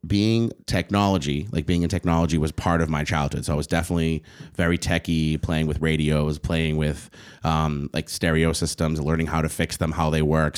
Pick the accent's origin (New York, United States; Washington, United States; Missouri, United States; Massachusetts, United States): Massachusetts, United States; Boston; I didn't go to school in East Boston where where I grew up